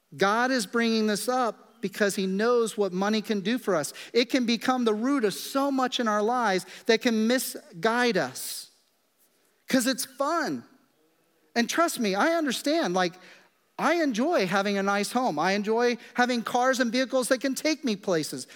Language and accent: English; Kansas, United States; moved away; I grew up in Kansas in the middle of the prairie